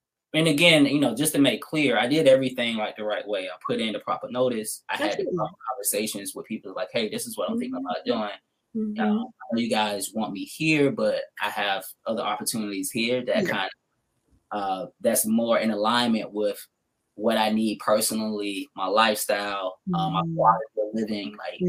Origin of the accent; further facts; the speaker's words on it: the South, United States; you know, I grew up in the South, so I know what a teacher looks like, just as far as it's like coming out of school. A lot of African-Americans down South, a lot of women, they go into the profession of teaching